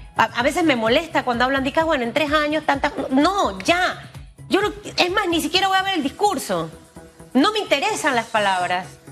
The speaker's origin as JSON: {"language": "Spanish", "country": "Panama", "said": "como panameña"}